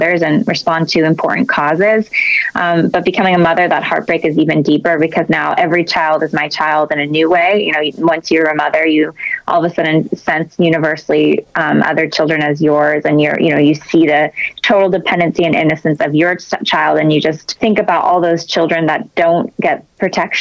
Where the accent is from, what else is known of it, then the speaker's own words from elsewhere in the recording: San Jose, California, United States; I'm from San Jose, California, one of eight kids. So grew up in a very pro-life family by nature